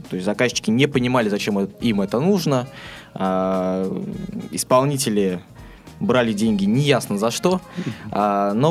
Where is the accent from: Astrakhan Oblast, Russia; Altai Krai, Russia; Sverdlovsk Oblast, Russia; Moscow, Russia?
Astrakhan Oblast, Russia; Astrakhan; now in Saint Petersburg, Russia; А, жил я в небольшом городе, я сам из Астрахани, а, естественно, там о интернет-технологиях я там мало слышал.